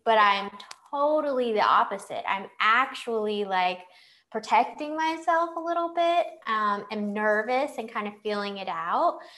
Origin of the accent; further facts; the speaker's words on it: Clayton, North Carolina, United States; moved away as an adult; also born or lived in Chicago; I come from Clayton, a small town outside Raleigh.